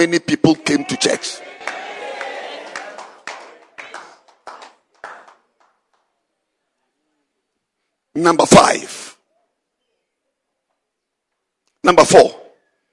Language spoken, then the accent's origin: English; Ghana; I'm a Ghanaian, I'm not a Zimbabwean.